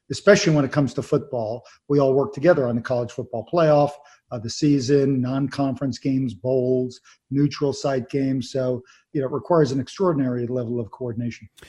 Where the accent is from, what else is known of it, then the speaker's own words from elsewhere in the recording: Long Island, New York, United States; I grew up in New York on Long Island